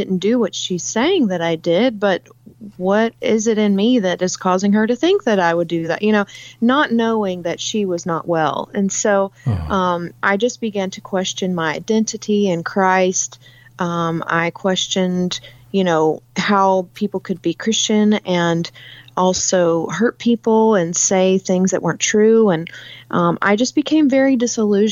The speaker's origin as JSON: {"language": "English", "region": "South Carolina", "country": "United States", "tie": "born or raised there", "also_born_or_lived": "California", "moved": "yes", "said": "I actually grew up in South Carolina. I lived in California for 10 years, but my hometown is in South Carolina"}